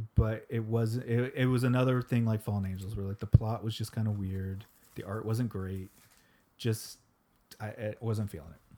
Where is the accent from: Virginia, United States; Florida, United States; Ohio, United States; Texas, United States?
Florida, United States; we're from Florida